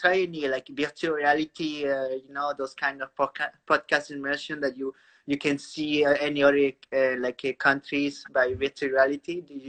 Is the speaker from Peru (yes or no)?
yes; Peru; I'm from Peru